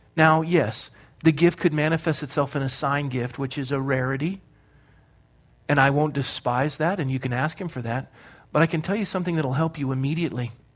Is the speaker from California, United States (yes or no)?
yes; Coronado, California, United States; I was born and raised in Coronado, California